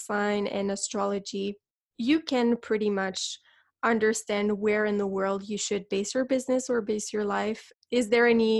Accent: Montreal, Quebec, Canada; moved away; my home country in Canada and Montreal

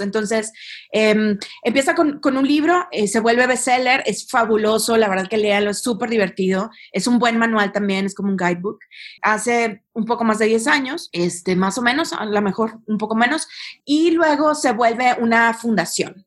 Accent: Monterrey, Nuevo León, Mexico; yo, soy de Monterrey, no estoy enojada si hablo, este, y, pues crecí en, medio de estos grandes capitanes de empresa

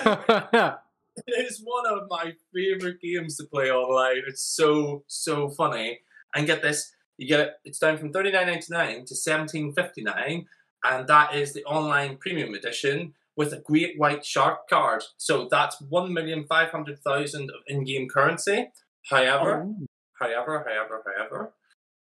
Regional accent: Ireland; accent: Irish; I'm bloody Irish.

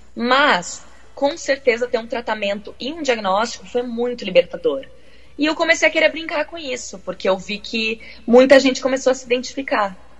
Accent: Porto Alegre, Rio Grande do Sul, Brazil; moved away as an adult; also born or lived in Rio de Janeiro; now in London, United Kingdom; Nasci em Porto Alegre, sim, na capital

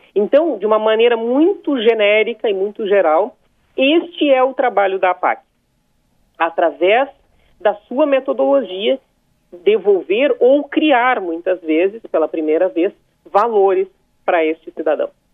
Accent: São Lourenço do Sul, Rio Grande do Sul, Brazil; A minha cidade tem 45 mil habitantes, São Lourenço do Sul, minha cidade natal

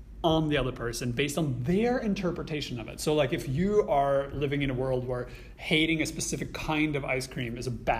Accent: Norway; English is a second language; moved away as an adult; now in Vancouver, Canada; even though if I live in Canada longer than I lived in Norway, I will still always be a bicultural person, because my entire formative childhood was in a different culture

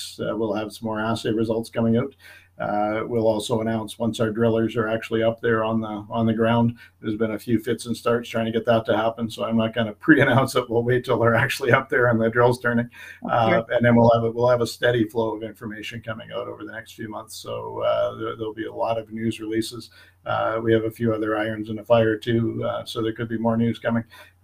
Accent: North Shore of Lake Superior, Northern Ontario, Canada; I grew up in Northern Ontario on the North Shore of Lake Superior, and we were a pulp mill town

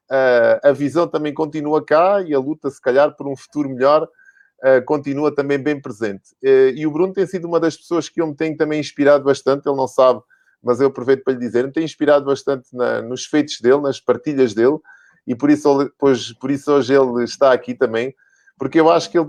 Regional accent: Lisbon, Portugal; now in Madeira, Portugal; sou de Lisboa.

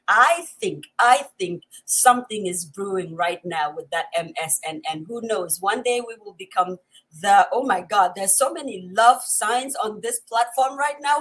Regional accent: Upper East, Ghana; first language Kusaal; English is a second language; my mother tongue, which is the Kusal from the upper east of Ghana

